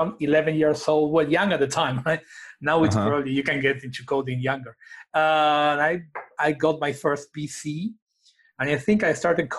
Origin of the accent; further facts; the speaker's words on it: Argentina; I'm from Argentina